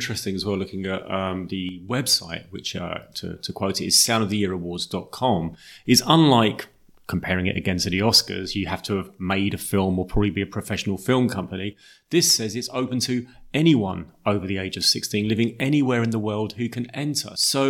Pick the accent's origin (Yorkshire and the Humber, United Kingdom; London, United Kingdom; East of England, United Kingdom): East of England, United Kingdom; Kings Langley; I grew up in Kings Langley, Watford, so Hertfordshire boy at heart.